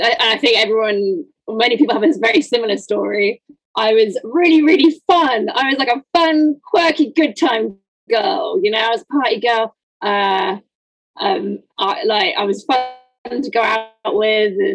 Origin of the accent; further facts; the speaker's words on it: United Kingdom; moved away as an adult; I'm not originally from London. I'm just outside